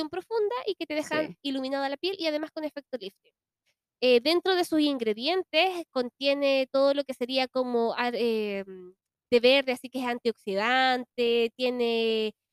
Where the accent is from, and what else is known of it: Chile